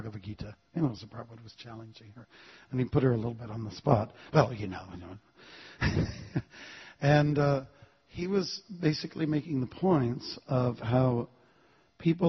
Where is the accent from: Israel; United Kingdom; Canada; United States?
Canada; I'm from Canada.